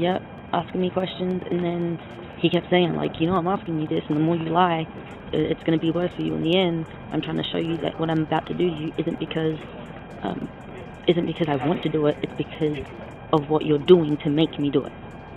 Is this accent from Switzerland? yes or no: no; Australia; now in United States; I'm from Australia.